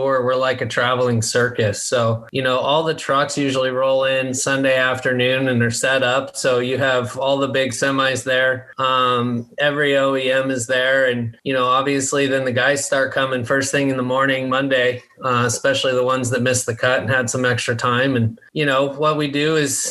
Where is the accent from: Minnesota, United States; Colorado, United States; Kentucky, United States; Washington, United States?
Colorado, United States; moved away as an adult; also born or lived in Palm Desert, California / San Diego, California; I grew up in Colorado, played college golf for University of Colorado, Colorado Springs